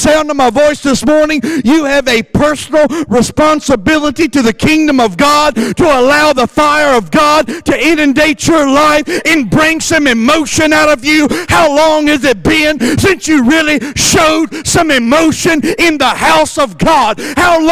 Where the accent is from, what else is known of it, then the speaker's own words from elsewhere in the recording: Virginia, United States; I grew up in Virginia, and everybody had a basement.